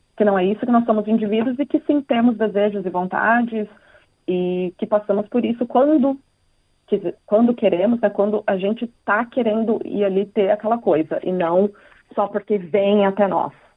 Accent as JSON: {"language": "Portuguese", "country": "Brazil", "moved": "yes", "lives_now": "Australia", "said": "Ah, brasileira"}